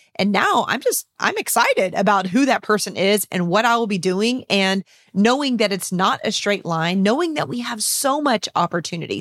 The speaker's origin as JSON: {"language": "English", "town": "San Antonio", "region": "Texas", "country": "United States", "tie": "born or raised there", "said": "my hometown of San Antonio, Texas"}